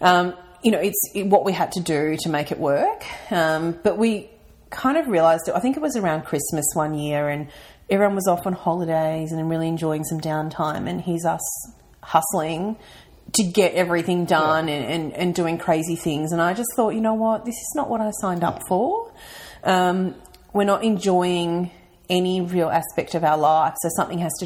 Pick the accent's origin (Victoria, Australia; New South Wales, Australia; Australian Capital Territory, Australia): Victoria, Australia; Mildura; also born or lived in Melbourne; now in Ballarat, Australia; I am a country girl. So I'm originally from Mildura